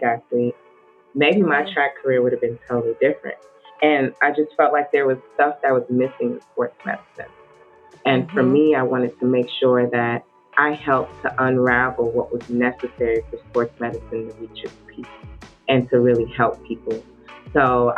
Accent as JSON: {"language": "English", "country": "United States", "tie": "born or raised there", "said": "being born and raised here in the United States, as a Nigerian, I always felt a sense of split identity as first generation"}